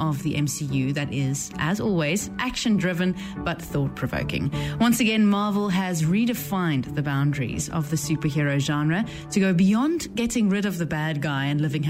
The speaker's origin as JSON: {"language": "English", "country": "South Africa", "moved": "yes", "said": "I am originally from South Africa, and very proudly so"}